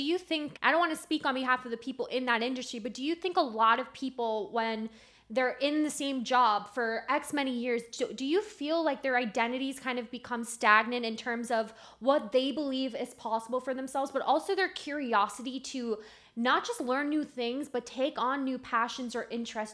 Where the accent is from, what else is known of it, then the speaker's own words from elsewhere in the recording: Miami, Florida, United States; I was born in Miami